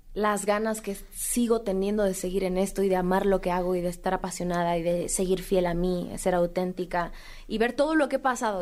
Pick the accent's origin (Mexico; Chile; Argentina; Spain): Mexico; seguir presentando música como mexicana, representar al país